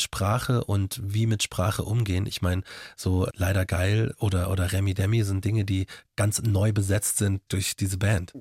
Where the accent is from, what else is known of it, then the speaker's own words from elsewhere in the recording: Markt Schwaben, Bavaria, Germany; accent: Bavarian; also born or lived in Munich; geboren bin ich in München und dann nach, bin ich in McDrum aufgewachsen